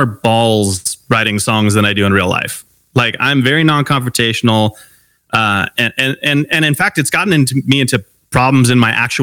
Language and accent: English; Long Beach, California, United States; I grew up in Long Beach, California.